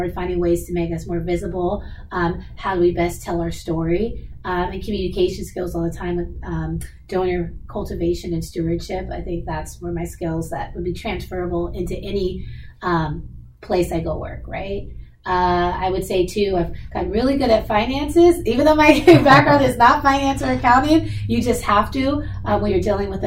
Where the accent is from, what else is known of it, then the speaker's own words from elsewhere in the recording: Seattle, Washington, United States; I was born and raised in Seattle. I kind of never left. So I'm definitely a hometown girl